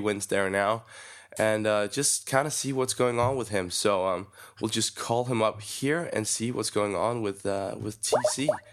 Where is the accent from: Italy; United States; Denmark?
Denmark; English is a second language; I'm from Denmark